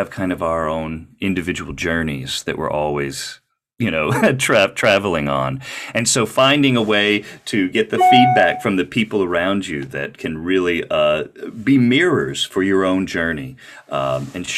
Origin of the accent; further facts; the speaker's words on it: Little Rock, Arkansas, United States; moved away as an adult; also born or lived in New York City; I am zooming in all the way from Little Rock, Arkansas